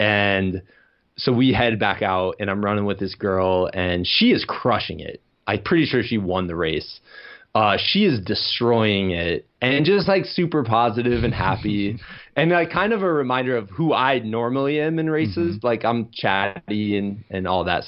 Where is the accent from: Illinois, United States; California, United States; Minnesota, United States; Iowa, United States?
Iowa, United States; moved away; I'm from Iowa, so I wanted to get back to homeland